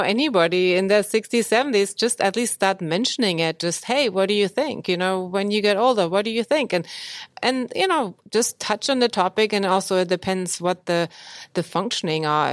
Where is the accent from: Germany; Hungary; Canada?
Germany; moved away as an adult; now in United States; born in Germany, and I went to medical school there